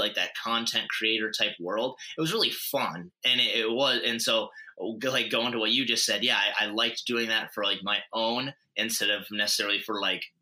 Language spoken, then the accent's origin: English; Montana, United States; moved away; also born or lived in North Dakota; I'm originally from Montana, but then went to school out in North Dakota.